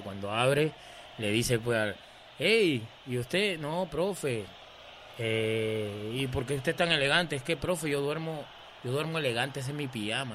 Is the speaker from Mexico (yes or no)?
no; Peru; moved away as an adult; also born or lived in Aguadilla, Puerto Rico; súper orgulloso de ser peruano